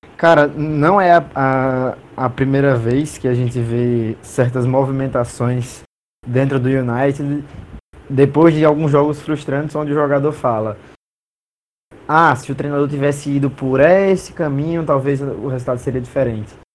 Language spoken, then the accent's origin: Portuguese; Brazil; sendo brasileiro